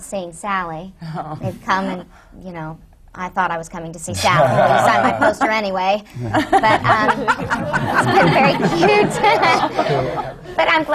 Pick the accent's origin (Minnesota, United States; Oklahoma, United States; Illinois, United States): Oklahoma, United States; moved away as an adult; now in New York, United States; I grew up in Oklahoma